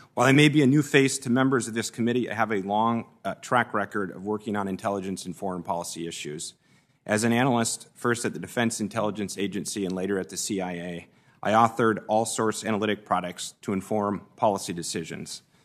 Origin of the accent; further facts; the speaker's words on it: Minnesota, United States; moved away as an adult; now in Washington, United States; my upbringing in Minnesota